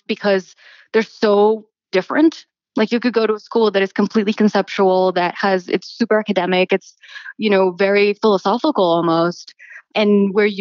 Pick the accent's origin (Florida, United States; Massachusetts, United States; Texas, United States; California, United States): Florida, United States; Miami; moved away; also born or lived in New York City; I actually went to undergrad at the University of Miami, where I grew up in Miami